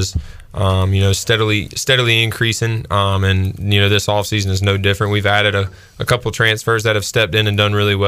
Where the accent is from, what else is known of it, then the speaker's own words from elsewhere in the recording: Bronson, United States; I'm from Bronson